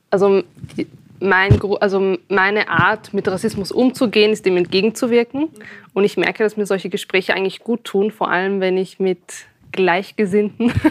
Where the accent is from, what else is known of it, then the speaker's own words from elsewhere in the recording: Austria; dass ich das Gefühl habe, als Österreicherin wahrgenommen zu werden.